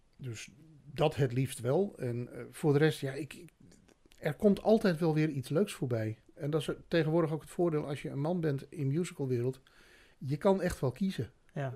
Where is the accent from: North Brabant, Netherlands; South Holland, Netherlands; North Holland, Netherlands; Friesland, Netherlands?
Friesland, Netherlands; ik kom uit Friesland en drie maanden geleden sprak ik geen woord Haags